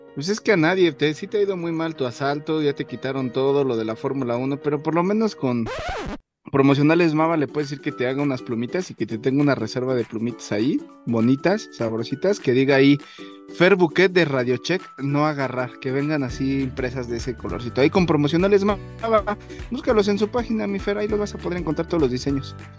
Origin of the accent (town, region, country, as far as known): Mexico